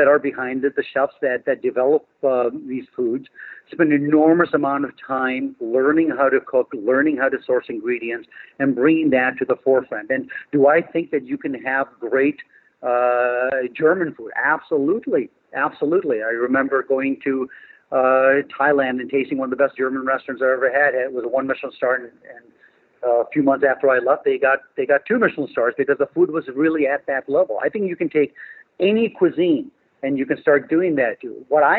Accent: India; I'm not going to be afraid of the fact that I'm Indian. I think it's a great culture.

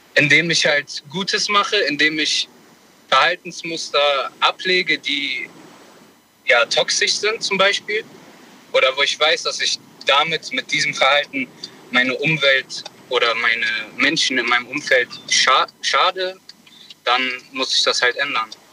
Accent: Bonn, North Rhine-Westphalia, Germany

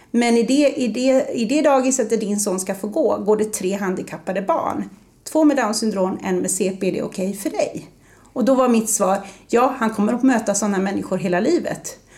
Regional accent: Gothenburg, Västra Götaland, Sweden; Och ibland säger jag, hörs inte det att jag är från Göteborg? För det brukar folk säga att det hörs.

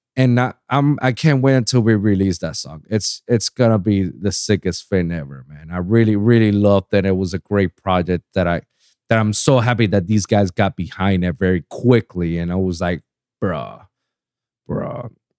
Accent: Puerto Rico; moved away; also born or lived in Pennsylvania; I was born and raised in Puerto Rico

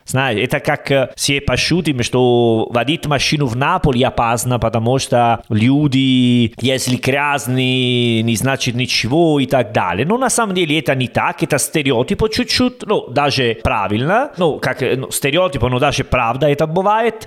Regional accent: Italy; Russian is a second language; now in Uzbekistan; я итальянцы

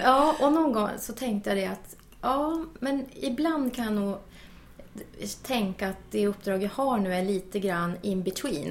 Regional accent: Luleå, Norrbotten County, Sweden; jag är ju från Norrbotten mm. och född och uppvuxen i Luleå

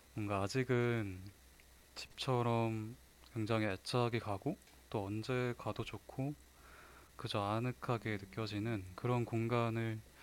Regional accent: Wonju, Gangwon, South Korea; 제 고향인 원주에 박경리 선생님 생가가 있어요

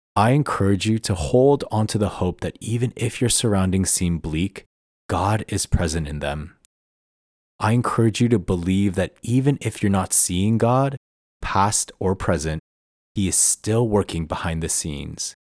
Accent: Toronto, Ontario, Canada; moved away as an adult; also born or lived in Vancouver; moving back to my hometown of Toronto after living in Vancouver for the past six years

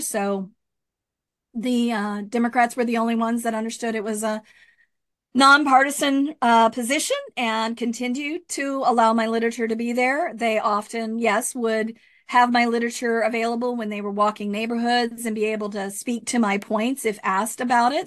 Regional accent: Rio Grande Valley, Texas, United States; moved away as an adult; also born or lived in Austin, Texas / Goleta, California; now in Lompoc, United States; I'm from the Rio Grande Valley

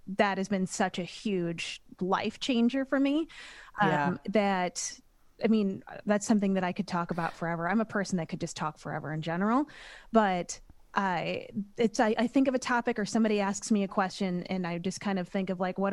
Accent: Millstadt, Illinois, United States; I grew up in Millstadt, Illinois, which is about a half hour outside of St. Louis.

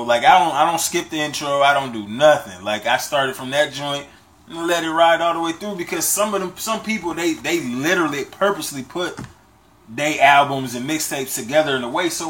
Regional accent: Michigan, United States; I grew up in Michigan.

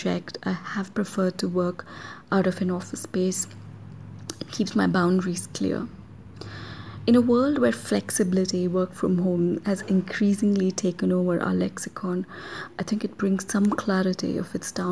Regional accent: Mysore, Karnataka, India; doing field work in my hometown

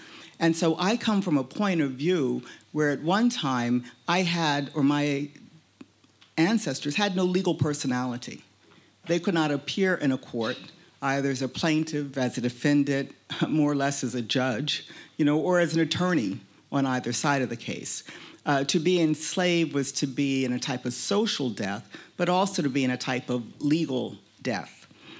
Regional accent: United States; accent: American; you've heard my American accent by now. One of the tax cab drivers told me it was cute this morning. I think it depends on who you're speaking to. But I'm an African American. I'm not a recent immigrant to the United States. I'm a descendant of slaves.

